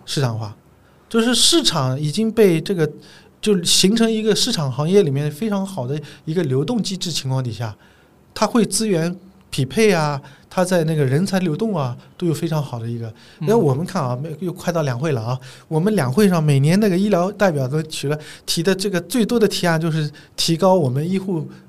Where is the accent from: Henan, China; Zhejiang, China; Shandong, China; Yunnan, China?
Zhejiang, China; 因为我是浙江人嘛